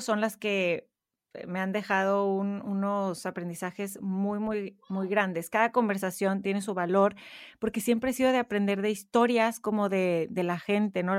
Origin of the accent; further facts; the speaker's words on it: Monterrey, Nuevo León, Mexico; moved away as an adult; now in Houston, United States; crecí en Monterrey, México